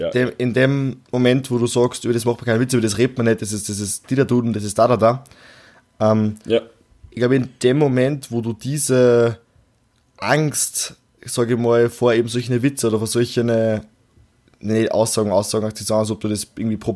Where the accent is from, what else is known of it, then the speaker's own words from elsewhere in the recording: Austria; Nein, wir sind Österreicher, okay?